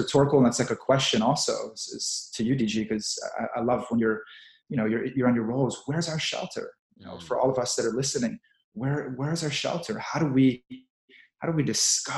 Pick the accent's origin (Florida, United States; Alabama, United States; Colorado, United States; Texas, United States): Texas, United States; moved away; also born or lived in New York; I grew up in Texas